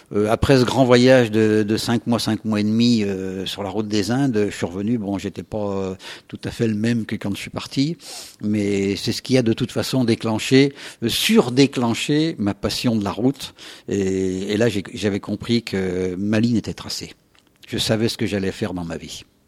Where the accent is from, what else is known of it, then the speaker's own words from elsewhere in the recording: Saint-André, Auvergne-Rhône-Alpes, France; le jour où je suis parti de mon village de l'Isère, de Saint-André